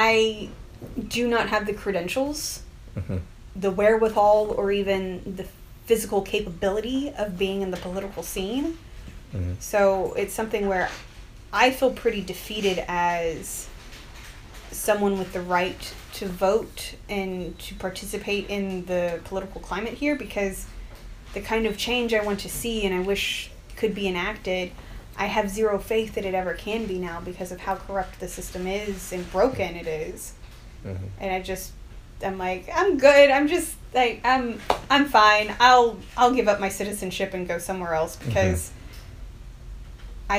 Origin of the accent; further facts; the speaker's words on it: United States; I'm American